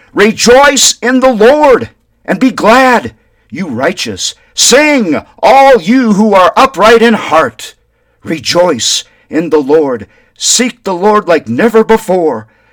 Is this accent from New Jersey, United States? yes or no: no; Wyndham, Minnesota, United States; growing up in Wyndham, Minnesota